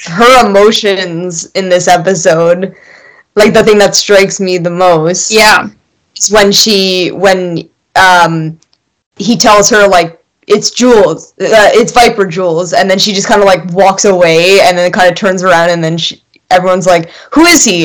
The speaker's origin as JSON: {"language": "English", "country": "Germany", "tie": "born or raised there", "also_born_or_lived": "England / Hawaii", "moved": "yes", "said": "born and bred German. Went to school in England for a bit."}